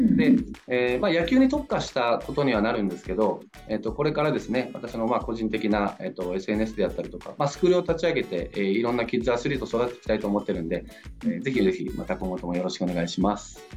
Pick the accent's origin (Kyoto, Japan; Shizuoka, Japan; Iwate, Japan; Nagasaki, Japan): Nagasaki, Japan; born or raised there; moved away as an adult; now in Yokohama, Japan